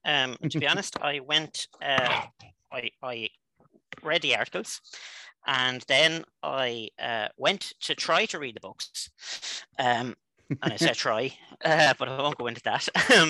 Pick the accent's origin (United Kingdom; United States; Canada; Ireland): Ireland; which is short for Joseph, not Josiah in this instance. I'm from Ireland, so I'm several thousand miles away from where you are right now.